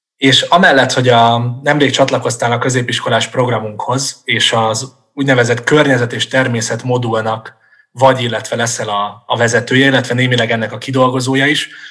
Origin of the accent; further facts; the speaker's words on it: Budapest, Hungary; városi gyerekként, mondjuk Budapesten felnőve